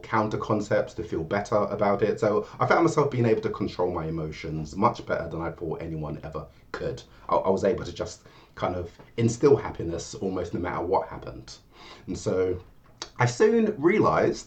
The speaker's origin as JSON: {"language": "English", "region": "London", "country": "United Kingdom", "said": "I'm from London. Of Jamaican heritage. My parents moved to England from Jamaica"}